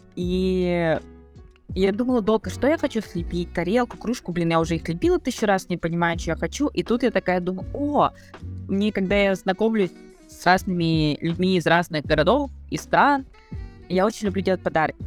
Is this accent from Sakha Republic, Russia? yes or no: yes; Yakutia, Sakha Republic, Russia; moved away as an adult; now in Buenos Aires, Argentina; мы все э, из Якутии